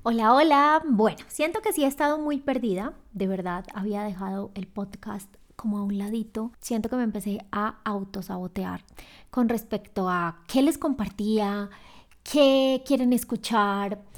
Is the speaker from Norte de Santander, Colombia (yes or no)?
no; Medellín, Antioquia, Colombia; moved away as an adult; now in Quito, Ecuador; yo soy de Medellín y vivo en Quito, Ecuador.